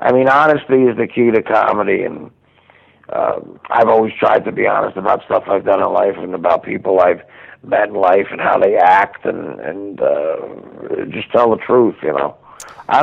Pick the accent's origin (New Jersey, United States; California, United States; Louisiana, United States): New Jersey, United States; Union; also born or lived in Livingston, New Jersey; I was actually born in Livingston. I grew up in Union, New Jersey